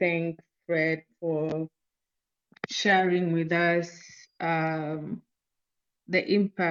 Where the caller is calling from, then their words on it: Nairobi, Kenya; I'm joining from Nairobi, Kenya